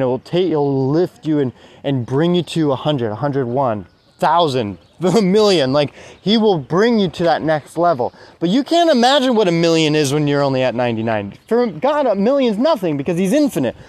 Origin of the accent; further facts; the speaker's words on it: United States; I grew up in America with you know divorced parents